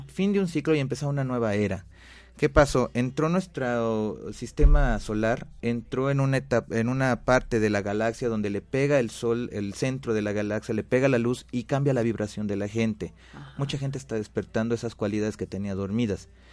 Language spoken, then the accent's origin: Spanish; Mexico; Nací en México y sí tengo sangre nativa